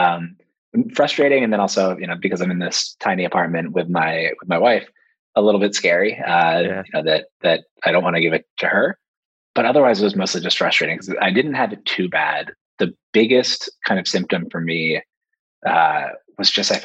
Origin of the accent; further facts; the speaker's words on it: Philadelphia, Pennsylvania, United States; moved away as an adult; now in Brooklyn, New York, United States; I grew up outside of Philadelphia